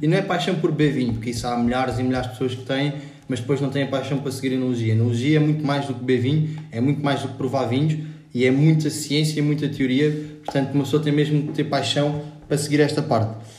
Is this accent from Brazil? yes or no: no; Lisbon, Portugal; fiz a minha vida toda em Lisboa, na grande cidade portuguesa